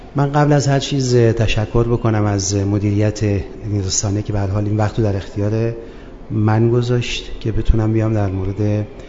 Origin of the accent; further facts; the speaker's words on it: Abadan, Khuzestan, Iran; خوزستان و خصوصا شهر خودم آبادان